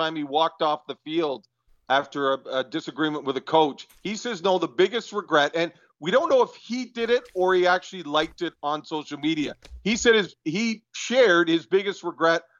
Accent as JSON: {"language": "English", "country": "Canada", "said": "I'm Canadian"}